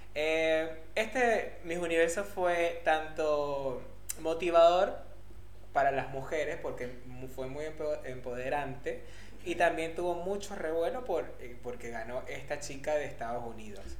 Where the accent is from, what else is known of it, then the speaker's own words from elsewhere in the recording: Venezuela; now in Argentina; Nosotros en Venezuela decimos cachos.